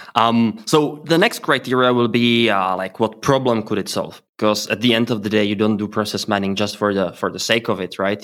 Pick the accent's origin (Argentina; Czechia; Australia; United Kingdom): Czechia; I am from Czech Republic and also live here